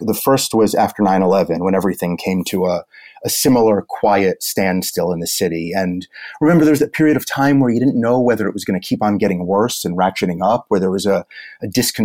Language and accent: English; New York City, New York, United States; also born or lived in Brooklyn; I was born in Manhattan, went to school, high school, college, and now I ended up as far away as Brooklyn, but New York is my town